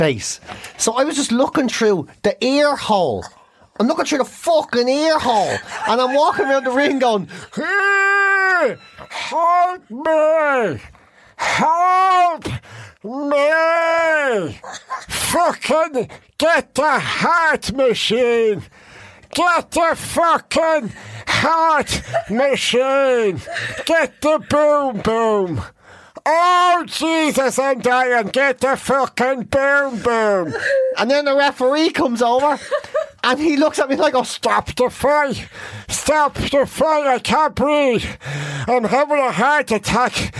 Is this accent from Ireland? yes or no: yes; Monaghan, Ulster, Ireland; I'm from Monaghan